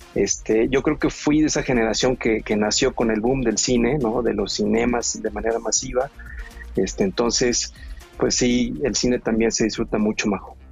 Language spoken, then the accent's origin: Spanish; Veracruz, Mexico; soy originario de Veracruz